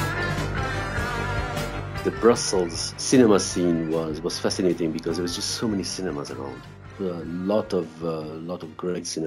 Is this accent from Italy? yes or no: no; Brussels, Brussels-Capital Region, Belgium; growing up in Brussels.